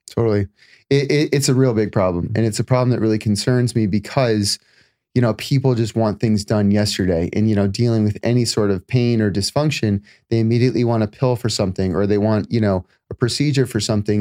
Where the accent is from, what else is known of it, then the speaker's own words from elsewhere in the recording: Florida, United States; moved away as an adult; also born or lived in California; now in Los Angeles, United States; I spent, uh, the first twenty-five, twenty-seven years in Florida